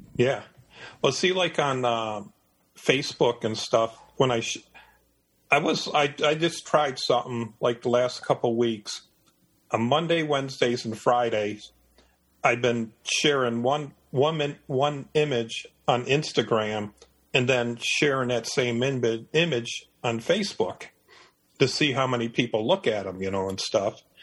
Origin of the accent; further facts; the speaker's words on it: Detroit, Michigan, United States; moved away as an adult; now in Eastern North Carolina, United States; I was born in Detroit, Michigan. I lived in Michigan for 51 years